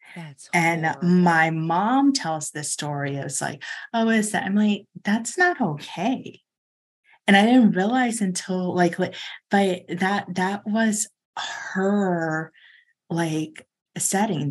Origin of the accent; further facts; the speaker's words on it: Chicago, Illinois, United States; also born or lived in Lake Forest, Illinois; I grew up in Hyde Park. We lived in Hyde Park until I was thirteen, and then we moved up to Lake Forest